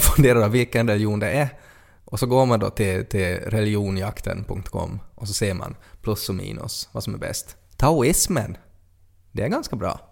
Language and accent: Swedish; Ostrobothnia, Finland; vi har aldrig varit utanför Österbotten, vi har aldrig pratat med no, någon andra, no andra människor som inte pratar vår dialekt